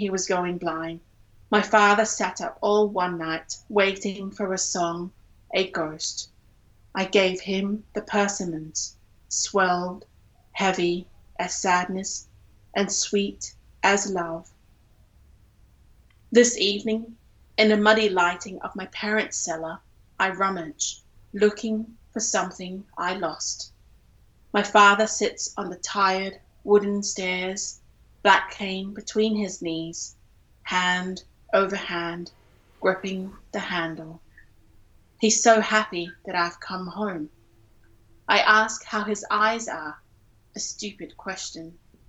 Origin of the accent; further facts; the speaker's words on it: Singapore; I grew up in Singapore, and I had to learn Chinese up to the point, I think until I was 16.